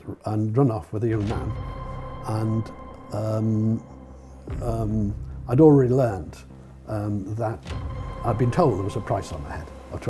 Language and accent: English; Liverpool, North West England, United Kingdom; Well, I lived in Liverpool. I left school. I became homeless in Liverpool, actually. But I left school when I was 18 in Liverpool with my A levels.